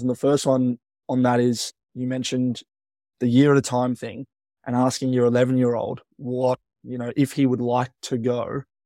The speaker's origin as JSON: {"language": "English", "town": "Melbourne", "region": "Victoria", "country": "Australia", "tie": "born or raised there", "said": "I would say I'm from Melbourne, but where I went to school was, yeah, about that twenty-five miles away from Melbourne"}